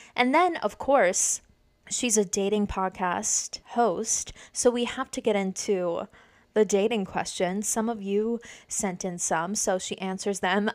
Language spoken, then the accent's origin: English; Dutchess County, New York, United States; now in Saratoga Springs, United States; I'm originally from Dutchess County. Now I'm in Saratoga Springs, upstate.